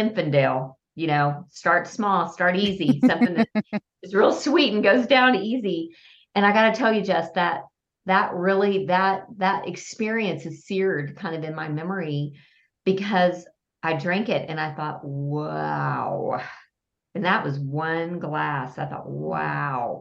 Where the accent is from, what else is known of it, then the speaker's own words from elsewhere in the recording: Lubbock, Texas, United States; now in Fort Worth, United States; Texas, and half of it was spent in Lubbock, my hometown, and the other half of my 51 years have been spent in Fort Worth